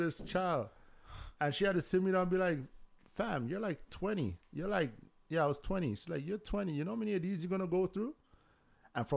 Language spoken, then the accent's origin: English; Trinidad & Tobago; accent: Trini; now in Toronto, Canada; she heard my accent. And she's just like, oh, you're Trini. And I'm like, yeah